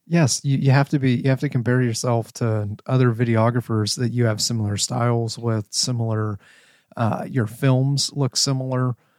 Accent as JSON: {"language": "English", "region": "Ohio", "country": "United States", "tie": "born or raised there", "moved": "as an adult", "said": "I grew up in Ohio. I left Ohio when I joined the military."}